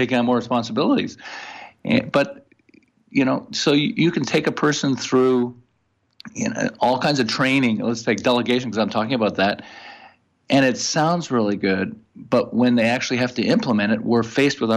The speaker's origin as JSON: {"language": "English", "town": "Montreal", "region": "Quebec", "country": "Canada", "accent": "French-Canadian", "moved": "yes", "lives_now": "Thousand Oaks, United States", "said": "I'm originally from Montreal"}